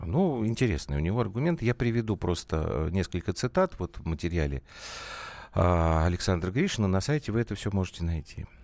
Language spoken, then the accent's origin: Russian; Moscow, Russia; я из Москвы